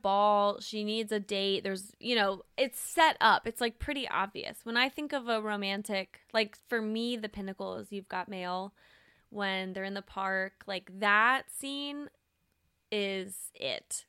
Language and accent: English; the South, United States; I'm from the South